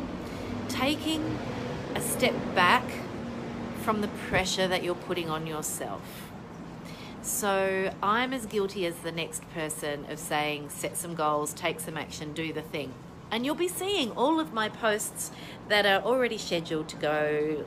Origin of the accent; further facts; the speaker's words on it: Tasmania, Australia; now in Melbourne, Australia; in Tasmania, my home state